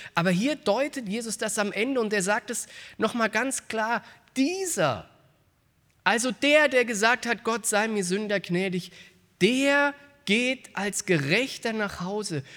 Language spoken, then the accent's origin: German; Frankfurt, Hesse, Germany; in meiner Heimatstadt in Frankfurt